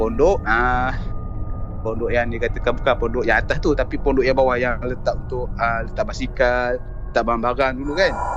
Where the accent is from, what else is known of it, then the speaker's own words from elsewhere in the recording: Kuala Selangor, Selangor, Malaysia; kampung aku dekat Kuala Selangor